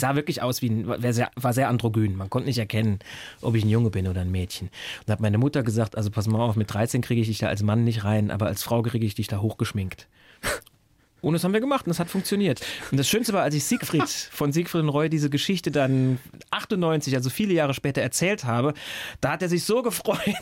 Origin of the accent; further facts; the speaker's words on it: Saarbrücken, Saarland, Germany; moved away; ich komme ja ursprünglich aus Saarbrücken